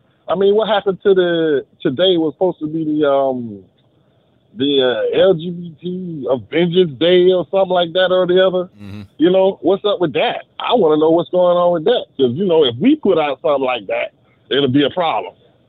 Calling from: Miami, Florida, United States; I'm calling from Miami.

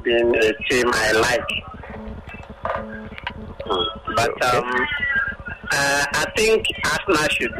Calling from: Akure, Ondo, Nigeria; I'm calling from Akure.

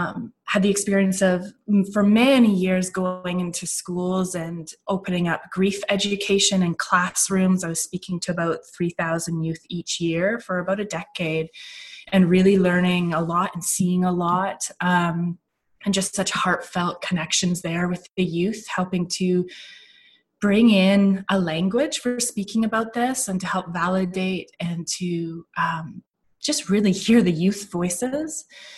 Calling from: Victoria, British Columbia, Canada; I'm calling in from Victoria, British Columbia, the west coast of Canada, and I'm on the unceded ancestral lands of the Coast Salish peoples, the Songhees and the Esquimalt and the Kosanich First Nations.

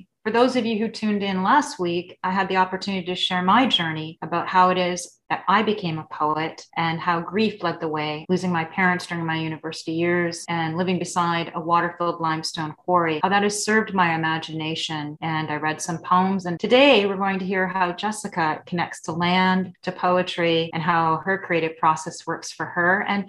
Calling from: Toronto, Ontario, Canada; I'm coming from Toronto.

